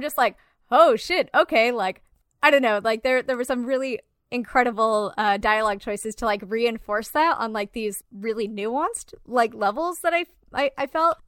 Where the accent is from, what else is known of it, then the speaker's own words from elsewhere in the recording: Garden Grove, California, United States; I grew up in Orange County in like Garden Grove